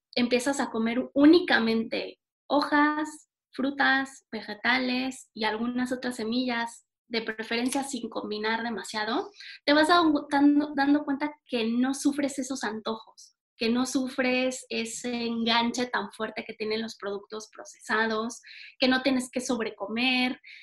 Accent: Mexico; como buena mexicana

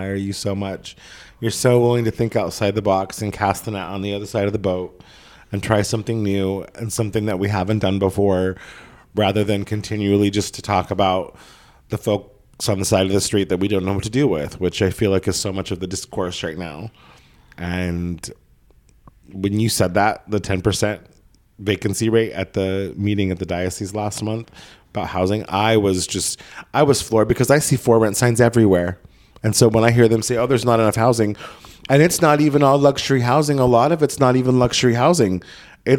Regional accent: Southern Oregon, United States; moved away; It's not affordable in my hometown anymore, in Southern Oregon, in a town of 7,000 people

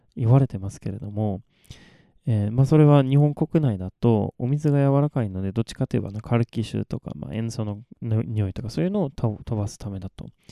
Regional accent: Malmö, Skåne, Sweden; first language Swedish; Japanese is a second language; moved away as an adult; now in Japan; 私の生まれ育ったマルムっていう町は

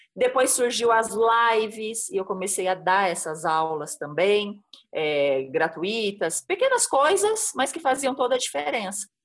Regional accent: Santa Catarina, Brazil; also born or lived in São Paulo; now in Embu das Artes, Brazil; Eu sou catarinense, já morei em vários lugares em São Paulo

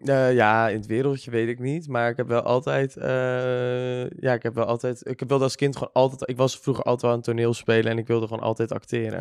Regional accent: Bergambacht, South Holland, Netherlands; now in Amsterdam, Netherlands; woon nu in Amsterdam, maar ik kom uit Bergambacht

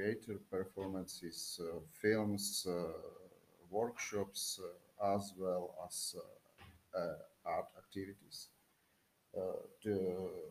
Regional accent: Ostrava, Moravian-Silesian Region, Czechia; I'm a teacher from the Czech Republic

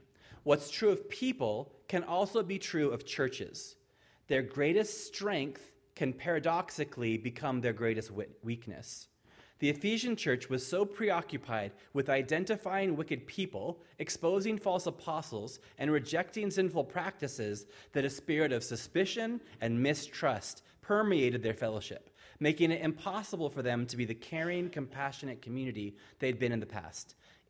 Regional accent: Ireland; Now, I'm visiting California from Ireland, and I love it here.

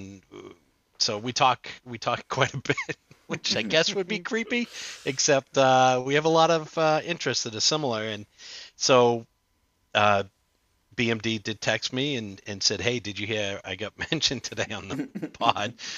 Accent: Boston, Massachusetts, United States; I'm from the Boston area

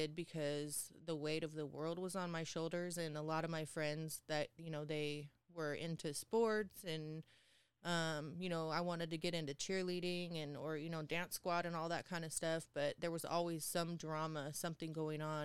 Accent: Tukwila, Washington, United States; also born or lived in Seattle, Washington; Born and raised in Tukwila

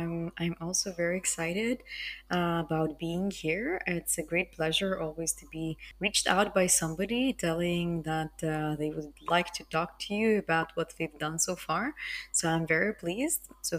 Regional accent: Vilnius, Vilnius County, Lithuania; now in Rome, Italy; I'm Lithuanian, so I'm from Vilnius. But for a long part of my life, I've been living abroad. And currently, I'm based in Italy, in Rome

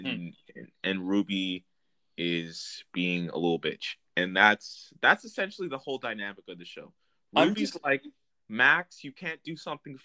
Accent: Vancouver, British Columbia, Canada; growing up in Vancouver as a little kid

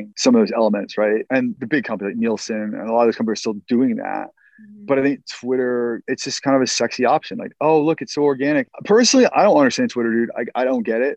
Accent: Baltimore, Maryland, United States; I'm from Baltimore

